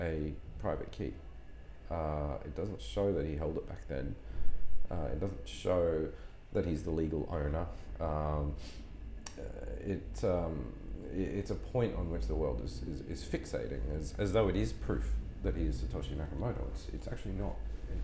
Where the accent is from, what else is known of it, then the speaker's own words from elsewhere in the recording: Townsville, Queensland, Australia; moved away as an adult; also born or lived in Brisbane; now in London, United Kingdom; I grew up in Townsville